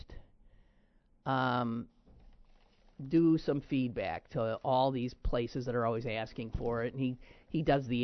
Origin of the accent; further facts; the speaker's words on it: Wisconsin, United States; moved away; my home state